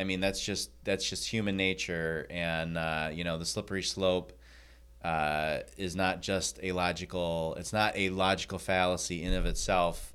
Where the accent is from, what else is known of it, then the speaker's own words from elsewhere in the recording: Michigan, United States; I am from Michigan.